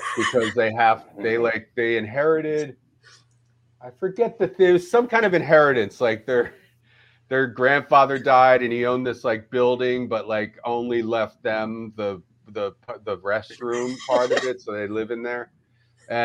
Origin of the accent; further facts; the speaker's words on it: Philadelphia, Pennsylvania, United States; moved away as an adult; also born or lived in Eugene / Ireland / Amsterdam / Austin; I grew up in Philadelphia